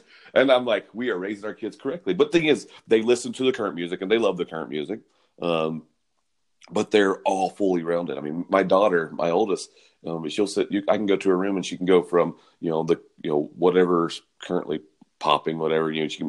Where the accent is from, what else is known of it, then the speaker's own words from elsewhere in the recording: the South, United States; Yeah, I'm born and raised in the South. And I'm not from Nashville